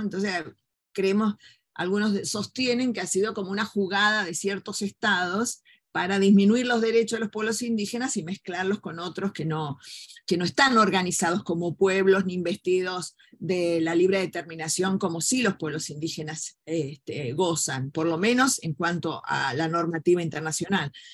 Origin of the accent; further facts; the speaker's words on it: Argentina; la hipocresía que tenemos como argentinos